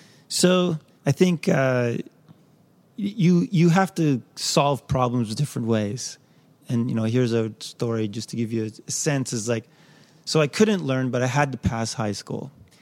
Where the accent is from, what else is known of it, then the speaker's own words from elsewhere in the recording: West Vancouver, British Columbia, Canada; I grew up in West Van.